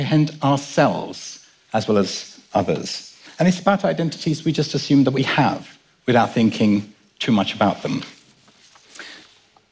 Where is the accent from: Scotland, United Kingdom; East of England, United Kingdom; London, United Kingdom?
London, United Kingdom; also born or lived in Kenya; My dad and I were born in Kenya, and I was brought up in London.